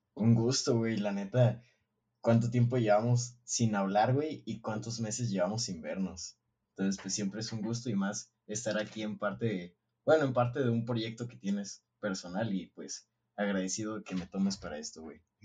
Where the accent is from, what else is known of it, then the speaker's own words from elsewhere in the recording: Mexico; Realmente me enorgullece haber nacido en un país que tiene tanta riqueza. Eh, pero también no es como que estoy 100% eh, orgulloso de ser mexicano